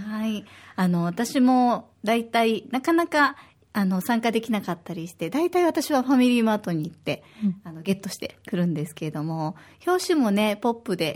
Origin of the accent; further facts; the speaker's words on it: Osaka, Japan; now in Okinawa, Japan; 私は大阪出身で